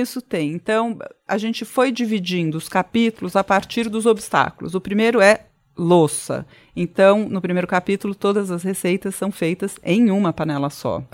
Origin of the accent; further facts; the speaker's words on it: São Paulo, Brazil; sou nascida e criada aqui, nunca comi pizza com ketchup